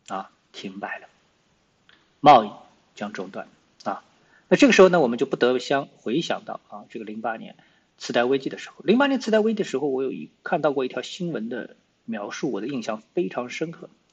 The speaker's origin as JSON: {"language": "Chinese", "country": "China", "said": "我们中国人最强大的东西是什么？内需"}